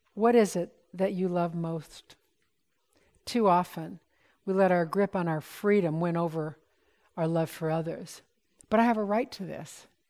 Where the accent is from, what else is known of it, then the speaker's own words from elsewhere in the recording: United States; We're so American in our thinking